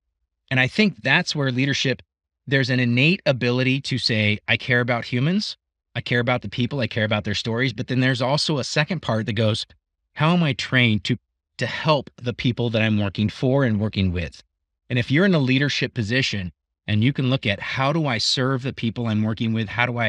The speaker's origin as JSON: {"language": "English", "region": "Scotland", "country": "United Kingdom", "said": "I'm Scottish."}